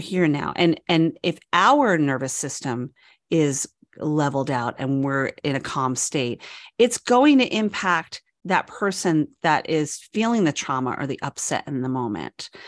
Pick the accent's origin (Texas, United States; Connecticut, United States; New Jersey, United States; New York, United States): New York, United States; moved away; I'm from New York